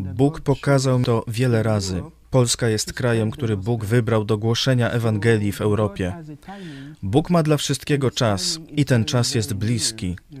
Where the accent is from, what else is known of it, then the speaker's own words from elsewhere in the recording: Côte d’Ivoire; Polish is a second language; moved away as an adult; also born or lived in New York, United States; now in Lublin, Poland; Urodziłem się w Stanach Zjednoczonych, ale dorastałem w wybrzeżu Kości Słoniowej. Do wieku 19 lat żyłem tam.